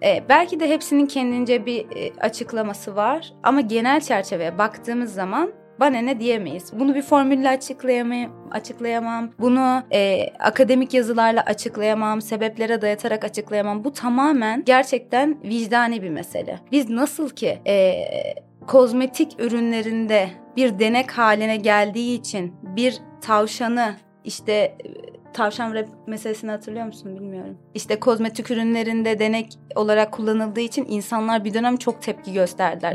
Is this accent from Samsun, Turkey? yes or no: no; Istanbul, Turkey; Doğuma büyüme İstanbulluyum. Aslen Vanlıyım.